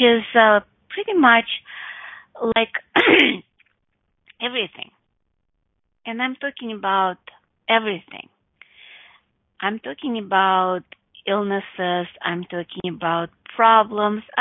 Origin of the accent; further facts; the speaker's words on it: Russia; Growing up in Russia with my mom